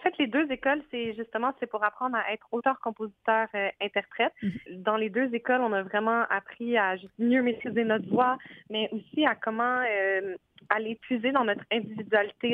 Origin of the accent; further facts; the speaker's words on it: Montreal, Quebec, Canada; first language French; also born or lived in Scotland; je suis viens de l'ouest de l'île, fait que ma langue maternelle, c'est le français